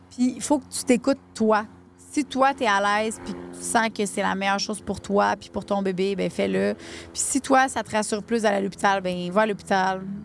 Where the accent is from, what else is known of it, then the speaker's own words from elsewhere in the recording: Lavaltrie, Quebec, Canada; c'est ma ville natale